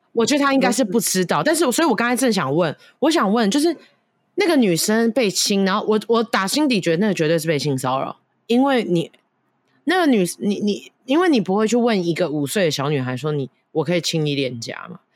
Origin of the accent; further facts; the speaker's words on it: Taiwan; moved away; 我去年不是有那个返乡就回台湾吗